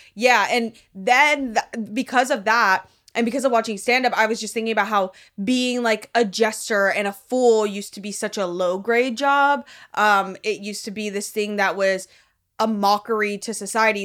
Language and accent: English; Miami, Florida, United States; now in Los Angeles, United States; I'm from Miami.